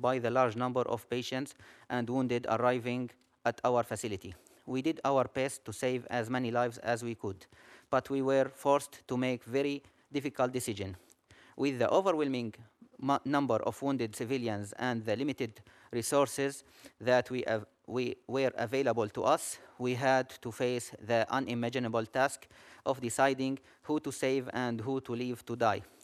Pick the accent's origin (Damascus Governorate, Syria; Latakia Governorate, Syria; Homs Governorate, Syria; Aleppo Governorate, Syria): Aleppo Governorate, Syria; Aleppo; I'm an ophthalmologist from Aleppo